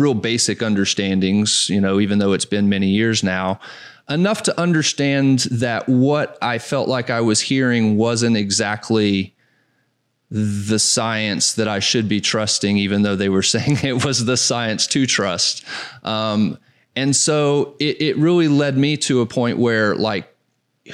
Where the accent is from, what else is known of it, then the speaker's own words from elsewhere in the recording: Southeast, United States; moved away; I grew up in the Southeast